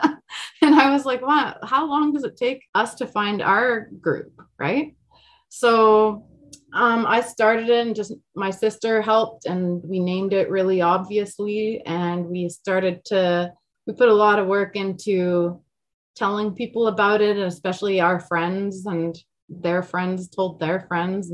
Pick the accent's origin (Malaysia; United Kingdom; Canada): Canada; Alberta; I'm from Alberta, and then also the Swiss thing